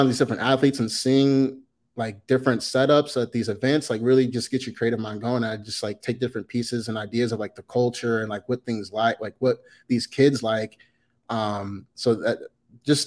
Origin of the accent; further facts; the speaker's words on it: Indianapolis, Indiana, United States; moved away; also born or lived in Los Angeles, California (UCLA); Lawrence, I'm right down the street from Cathedral